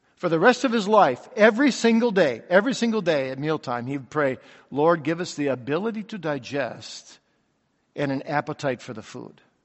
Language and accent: English; Kalamazoo, Michigan, United States; I grew up in Kalamazoo, Michigan